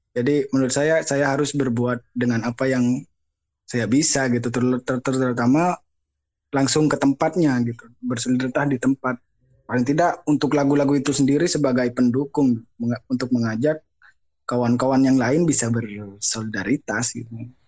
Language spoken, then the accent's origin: Indonesian; Madura, East Java, Indonesia; moved away; saya sebenarnya dari Madura, cuman nggak, nggak netap jen, di mana-mana